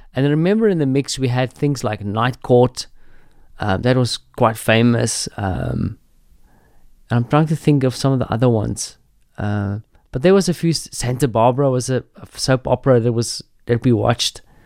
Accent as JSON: {"language": "English", "country": "South Africa", "tie": "born or raised there", "said": "growing up in South Africa"}